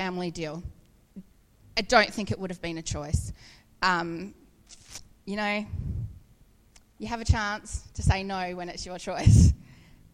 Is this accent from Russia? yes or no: no; New Zealand; I grew up in Waipinga. My dad had a farm there